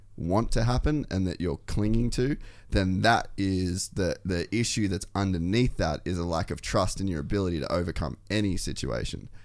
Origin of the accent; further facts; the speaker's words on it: Cairns, Queensland, Australia; moved away; also born or lived in America; I come from Cairns